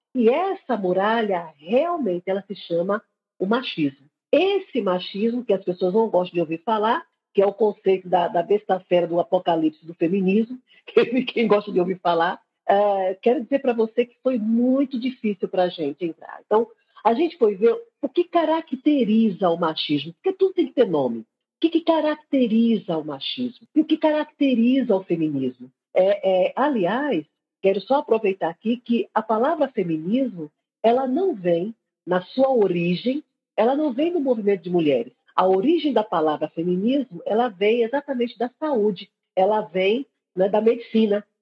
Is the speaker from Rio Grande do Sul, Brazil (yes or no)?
no; Recife, Pernambuco, Brazil; estou aqui em Recife, não é em Pernambuco, estou aqui na capital, eu sou recifense